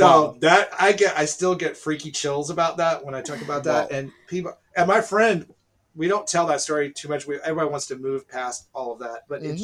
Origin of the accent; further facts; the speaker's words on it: Dallas, Texas, United States; I'm from Dallas, so I was there.